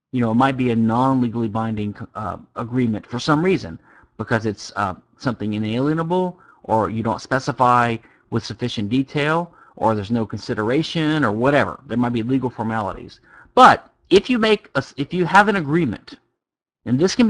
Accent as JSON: {"language": "English", "region": "Louisiana", "country": "United States", "said": "I'm from Louisiana."}